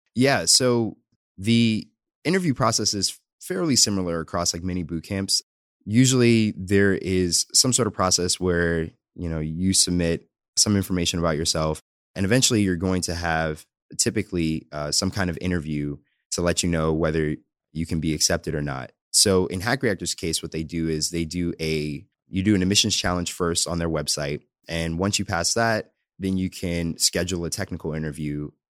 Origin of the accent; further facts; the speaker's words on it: New York City, New York, United States; moved away; I'm originally from the Bronx in New York. Pretty much, uh, born and raised there